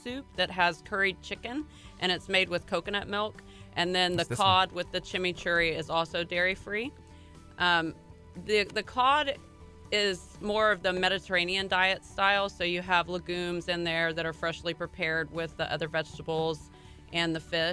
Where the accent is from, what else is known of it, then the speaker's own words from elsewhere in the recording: Galveston, Texas, United States; I grew up in Galveston